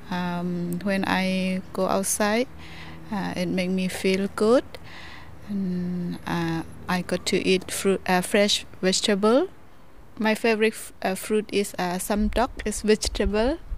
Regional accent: Myanmar; English is a second language; now in Australia; I've been Australia in uh, seven years, and I come from Myanmar.

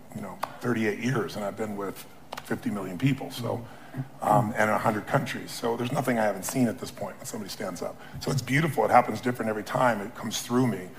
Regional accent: Azusa, California, United States; I was a kid from Azusa

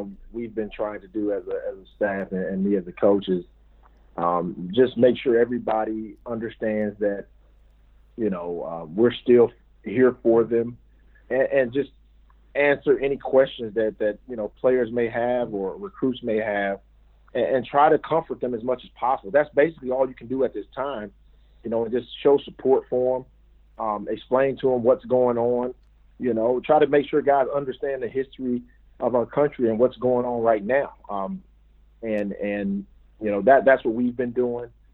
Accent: Mississippi, United States; moved away as an adult; also born or lived in Detroit; me growing up in Mississippi, born and raised

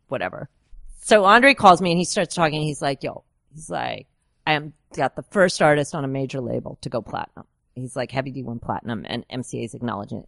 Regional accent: Woodstock, New York, United States; I'm really from Woodstock

